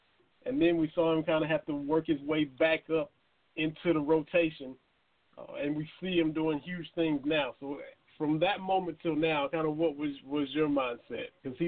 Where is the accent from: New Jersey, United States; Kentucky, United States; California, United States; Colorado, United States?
Kentucky, United States; I'm from Kentucky, but I was always a Braves guy.